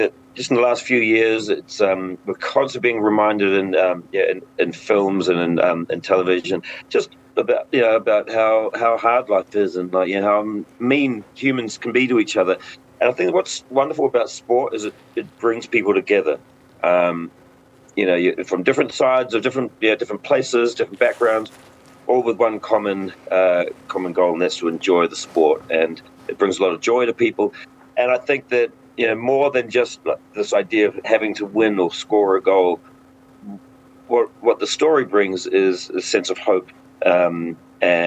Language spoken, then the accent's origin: English; New Zealand; moved away as an adult; I'm from New Zealand, which is very close to Samoa and Hawaii and all those places